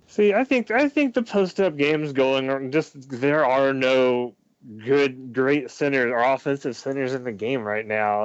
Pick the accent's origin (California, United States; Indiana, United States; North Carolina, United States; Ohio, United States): Indiana, United States; Huntingburg; moved away; also born or lived in Noblesville, Indiana; I was born in Huntingburg, Indiana, and I lived in Noblesville for a couple years